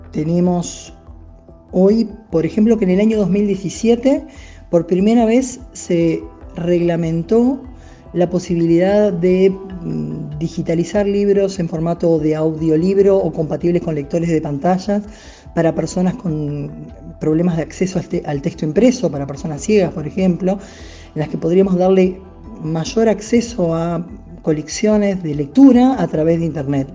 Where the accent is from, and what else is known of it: Uruguay